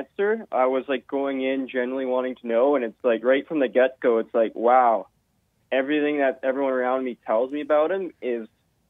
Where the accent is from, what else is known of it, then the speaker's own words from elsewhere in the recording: Canada; as a Canadian means to be a Bernie supporter